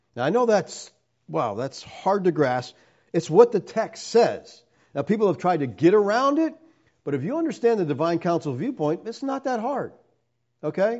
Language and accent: English; Erie, Pennsylvania, United States; I'm from Erie